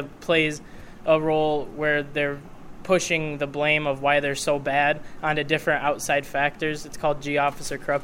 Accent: Salamanca, New York, United States; also born or lived in Fredonia; I'm from Salamanca

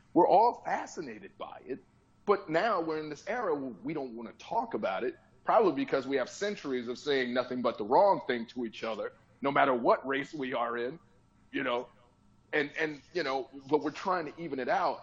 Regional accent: Chicago, Illinois, United States; now in Los Angeles, United States; I'm born and raised in Chicago, and I'm blue collar

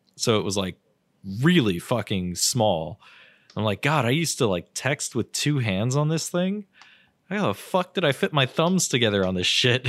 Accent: United States; I'm American

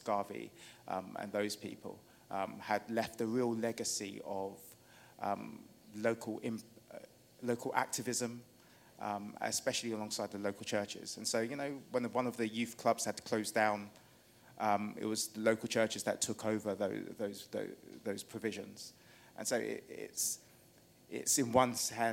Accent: London, United Kingdom; I was brought up in King's Cross on the housing estate there

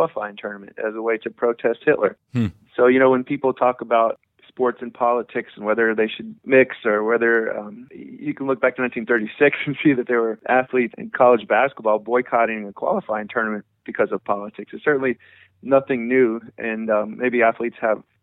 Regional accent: Washington, District of Columbia, United States; also born or lived in Madison, Wisconsin; now in Nashville, United States; we lived in D.C. most of my childhood

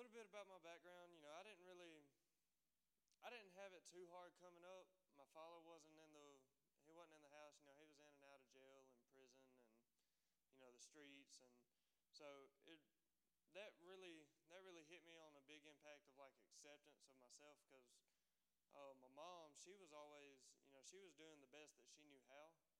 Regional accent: Dothan, Alabama, United States; I'm from Dothan, Alabama. If nobody knows where that's at, it's down at the very bottom

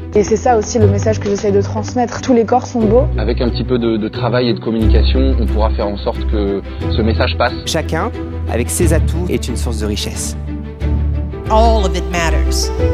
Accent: Gironde, Nouvelle-Aquitaine, France; also born or lived in United Kingdom; now in Paris, France; je suis originaire d'un petit village de Gironde, et je vis aujourd'hui à Paris depuis quelques années maintenant

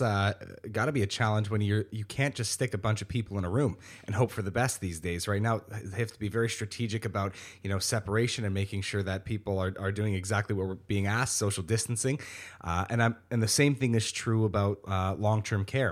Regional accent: Niagara Falls, Ontario, Canada; also born or lived in Welland; I was born and raised in Niagara Falls

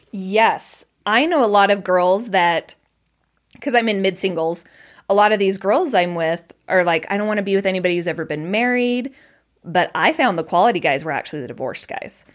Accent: Colorado, United States; moved away as an adult; now in Utah, United States; Originally Colorado

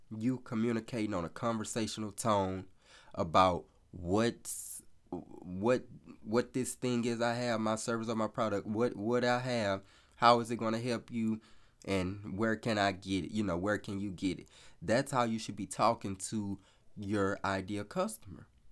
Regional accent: the South, United States; I'm from the South, so I say y'all

